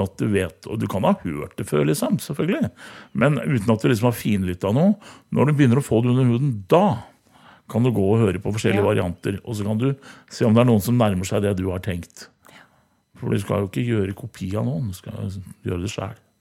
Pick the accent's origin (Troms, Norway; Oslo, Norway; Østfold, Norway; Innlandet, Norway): Innlandet, Norway; Hamar; moved away; så er jeg gammel korpsgutt fra Hamar